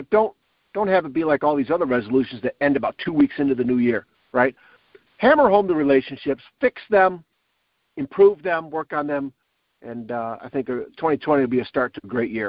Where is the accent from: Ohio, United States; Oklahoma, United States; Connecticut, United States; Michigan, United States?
Michigan, United States; Northville; We had a couple-day tournament about an hour away in my hometown of Northville, and got to see my family, my parents, some friends